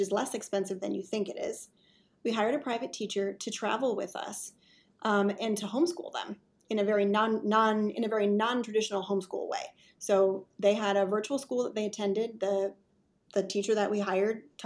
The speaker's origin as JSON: {"language": "English", "region": "Wisconsin", "country": "United States", "also_born_or_lived": "Midwest", "moved": "yes", "lives_now": "North Carolina, United States", "said": "I'm originally from Wisconsin"}